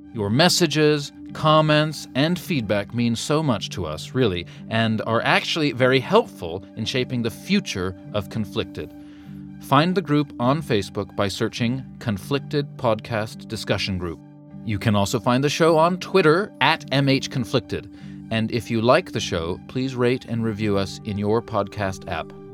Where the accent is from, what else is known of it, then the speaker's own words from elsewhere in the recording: United States; I'm an American